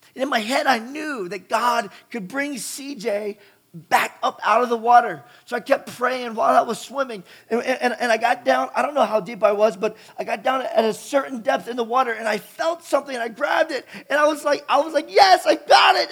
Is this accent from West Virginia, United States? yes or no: yes; West Virginia, United States; I grew up in West Virginia, you know, going down the New River and the Gauley River